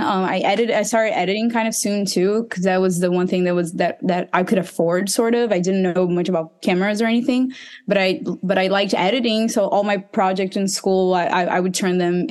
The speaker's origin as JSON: {"language": "English", "town": "Recife", "region": "Pernambuco", "country": "Brazil", "said": "I'm from Recife. That's in the northeast of Brazil."}